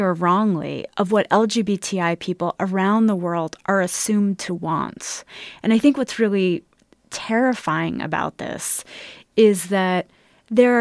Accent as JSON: {"language": "English", "country": "United States", "said": "as an American"}